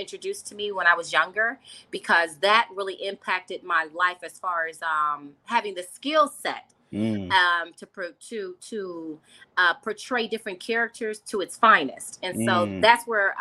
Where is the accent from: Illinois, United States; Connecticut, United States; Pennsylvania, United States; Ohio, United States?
Illinois, United States; Chicago; growing up on the South Side of Chicago